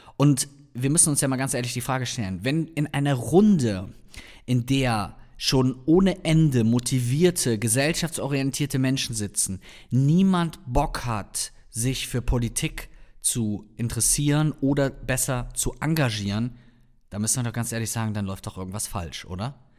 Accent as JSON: {"language": "German", "region": "North Rhine-Westphalia", "country": "Germany", "said": "komme ich ja hier aus der Ecke"}